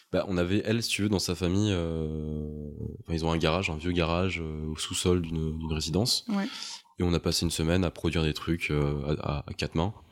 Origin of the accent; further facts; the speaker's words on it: Montpellier, Occitania, France; moved away as an adult; now in Paris, France; Mais moi, je viens de Montpellier. Je suis parti de Montpellier pour aller à Paris